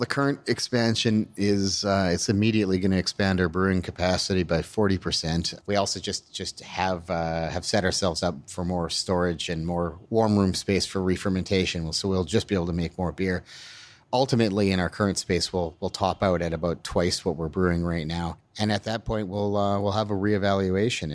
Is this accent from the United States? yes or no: no; Alberta, Canada; moved away as an adult; also born or lived in British Columbia; now in Burnaby, Canada; I grew up in Alberta, uh, well, born and, and grew up in Alberta.